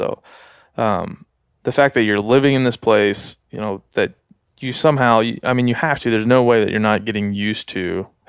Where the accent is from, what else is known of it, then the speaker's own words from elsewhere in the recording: East Coast, United States; I grew up on the East Coast too, and there were bears around